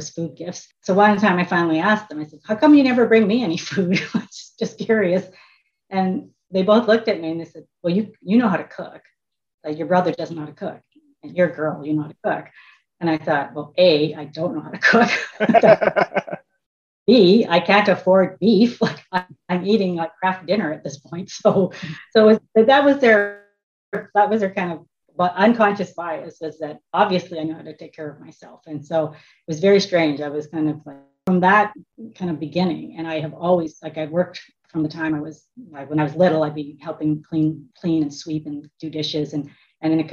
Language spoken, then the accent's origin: English; Quill Lake, Saskatchewan, Canada; I was born in Quill Lake, Saskatchewan. The town has 500 people, and it's that includes the cats and dogs, but it's a very small little village in Saskatchewan. My parents immigrated from China. So my dad was here in 49 and my mom came over in 59. And so I was raised